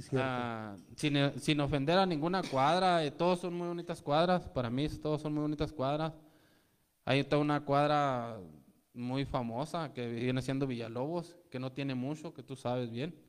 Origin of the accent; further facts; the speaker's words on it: Mexico; traemos una tradición como mexicanos